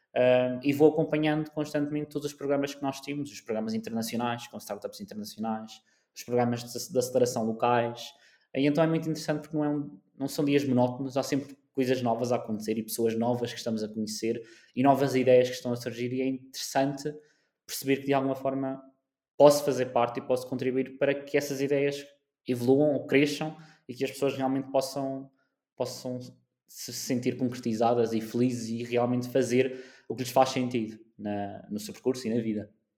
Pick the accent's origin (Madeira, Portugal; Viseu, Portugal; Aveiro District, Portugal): Madeira, Portugal; also born or lived in South Africa / Coimbra, Portugal / Lisbon, Portugal; Eu nasci na África do Sul, fun uhum. fact, nasci na África do Sul, vim para a Madeira com 6, 7, ou seja, tecnicamente sou madeirense e sou de coração também